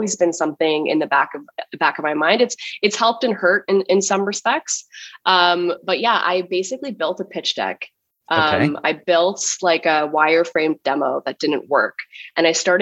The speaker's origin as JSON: {"language": "English", "town": "Ottawa", "region": "Ontario", "country": "Canada", "tie": "born or raised there", "also_born_or_lived": "Halifax, Nova Scotia / Toronto", "moved": "as an adult", "lives_now": "New York, United States", "said": "I grew up in Ottawa, Canada"}